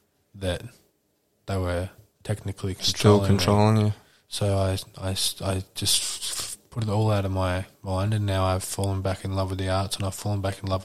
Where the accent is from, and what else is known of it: New Jersey, United States; born or raised there